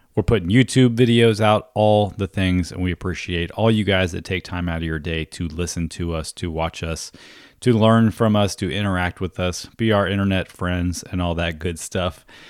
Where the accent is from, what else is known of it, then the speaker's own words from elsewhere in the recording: East Coast of Florida, United States; I was a teenage kid growing up on the East Coast of Florida